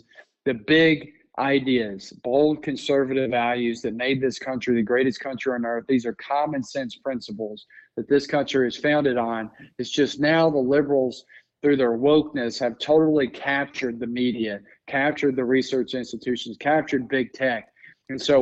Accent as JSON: {"language": "English", "region": "Georgia", "country": "United States", "tie": "born or raised there", "said": "I grew up in Georgia."}